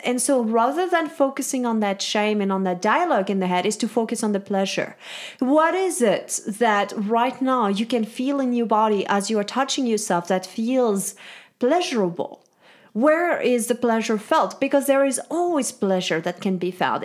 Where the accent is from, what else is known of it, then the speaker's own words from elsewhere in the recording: Switzerland; now in United States; I'm from Switzerland, and I really think that this background has set um, for me, this whole, like, shame-free upbringing